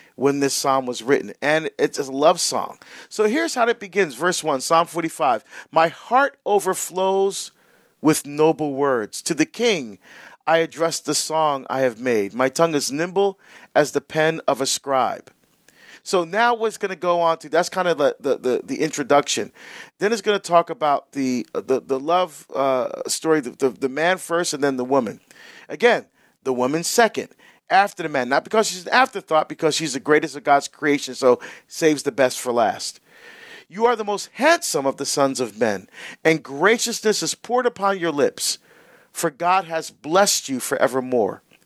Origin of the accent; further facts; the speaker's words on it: New Jersey, United States; when I grew up in Jersey